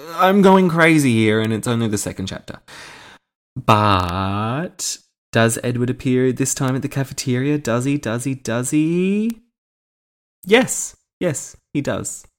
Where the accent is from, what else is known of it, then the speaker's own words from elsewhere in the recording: Australia; Being an Australian